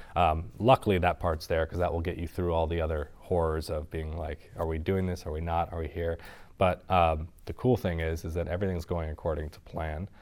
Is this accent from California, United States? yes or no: yes; Sonoma Valley, California, United States; I'm from Sonoma Valley up north, wine country